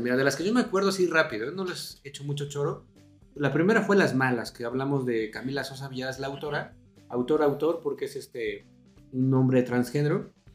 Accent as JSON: {"language": "Spanish", "region": "Mexico City", "country": "Mexico", "said": "también nacimos en el 84, también somos de la Ciudad de México"}